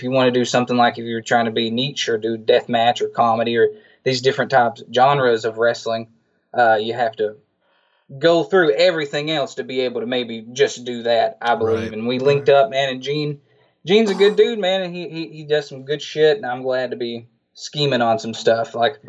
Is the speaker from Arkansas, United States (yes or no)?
yes; Arkansas, United States; Yeah, I'm from Arkansas and there's not too much running around here